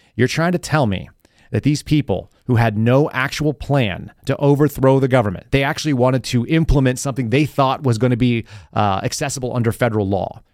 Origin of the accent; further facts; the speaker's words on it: California, United States; moved away; also born or lived in Texas / New Mexico; I grew up in California, uh, in places where we didn't even know anything about race